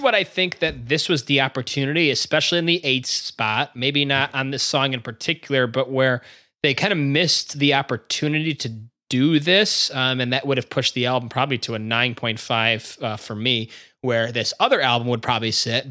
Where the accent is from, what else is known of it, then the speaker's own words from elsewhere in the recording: Chicago, Illinois, United States; we're all from Chicago